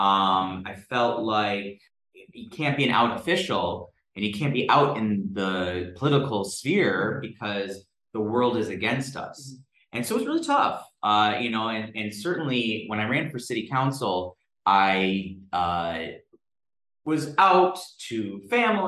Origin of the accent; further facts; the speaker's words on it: Southfield, Michigan, United States; Southfield, my hometown